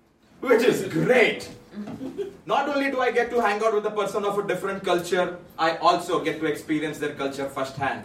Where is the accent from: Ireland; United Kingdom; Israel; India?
India; moved away as an adult; now in Toronto, Canada; I'm originally from India. I moved to Toronto in 2015